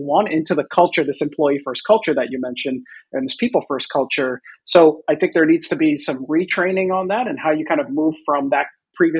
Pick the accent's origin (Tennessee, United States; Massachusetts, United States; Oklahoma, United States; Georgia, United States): Massachusetts, United States; Boston; I grew up in the Boston area